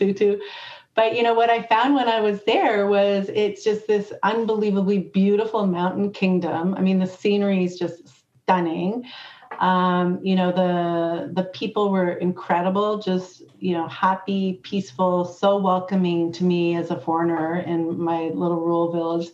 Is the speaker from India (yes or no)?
no; Canada; when I grew up in Canada